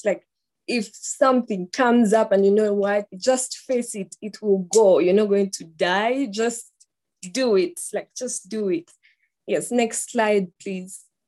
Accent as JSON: {"language": "English", "country": "Uganda", "said": "I am from Uganda"}